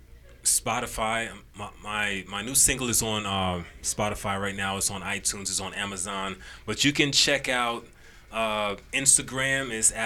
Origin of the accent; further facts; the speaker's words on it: Hartford, Connecticut, United States; also born or lived in Trinidad and Tobago; now in Huntsville, United States; I am originally from Trinidad and Tobago, but I grew up on the East Coast, New England area, Connecticut, Hartford, Connecticut to be exact